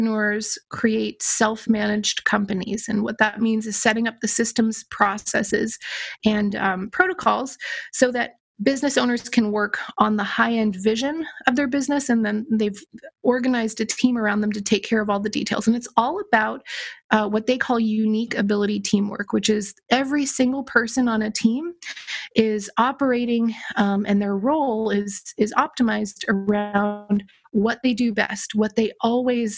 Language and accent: English; Los Angeles, California, United States; moved away as an adult; also born or lived in Philadelphia; I grew up in Los Angeles and I went to the University of Pennsylvania